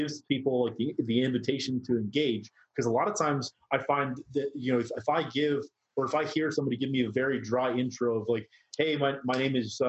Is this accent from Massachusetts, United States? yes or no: yes; Boston, Massachusetts, United States; I'm from Boston, or I went to school in Boston